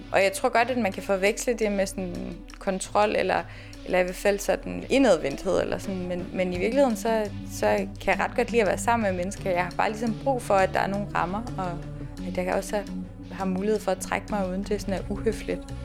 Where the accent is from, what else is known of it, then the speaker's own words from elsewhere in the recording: East Jutland, Central Denmark Region, Denmark; moved away as an adult; also born or lived in Aarhus; now in Copenhagen, Denmark; så er jeg jo jyde